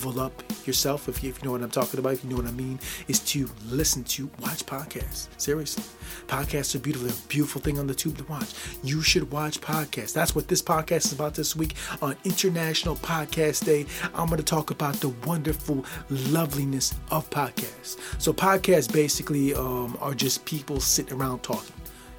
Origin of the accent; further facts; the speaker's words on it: Midwest, United States; I'm from the Midwest, I'm 42 years old